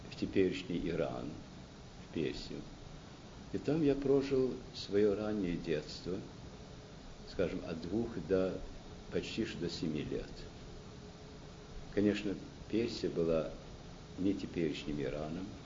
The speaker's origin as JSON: {"language": "Russian", "town": "Lausanne", "region": "Vaud", "country": "Switzerland", "tie": "born there", "also_born_or_lived": "Moscow", "said": "И в результате этого я родился в Лозанне, в Швейцарии. Оттуда мы уже в июне-июле месяце вернулись в Россию, прожили недолго в Москве, где ну, вся семья мос э, московская была."}